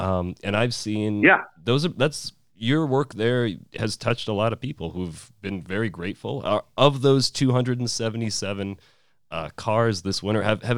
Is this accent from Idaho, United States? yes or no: no; Fairbanks, Alaska, United States; I grew up here in Fairbanks too